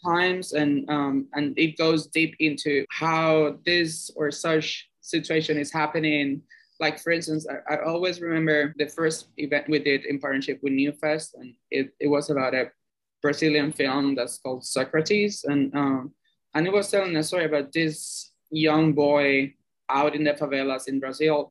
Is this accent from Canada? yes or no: no; Cuba; moved away as an adult; now in New York, United States; I'm from Cuba originally. I moved here seven years ago to the U.S.